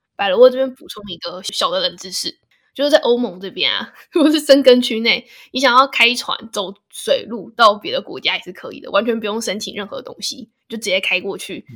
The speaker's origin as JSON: {"language": "Chinese", "town": "Hsinchu", "country": "Taiwan", "said": "我是新竹人嘞"}